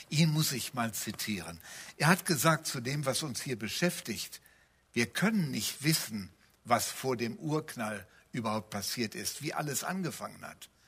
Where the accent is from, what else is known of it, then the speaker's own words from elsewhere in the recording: North Rhine-Westphalia, Germany; sondern die Bibel gleicht eher meiner Heimat, dem Bergischen Land. Da gibt es Täler, manchmal weite Täler, da gibt es Berge, da gibt es Berggipfel.